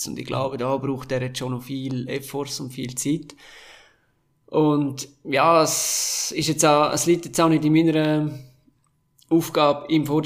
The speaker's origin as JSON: {"language": "German", "region": "Graubünden", "country": "Switzerland", "said": "Und es geht zurück in meine Heimat im Sommer."}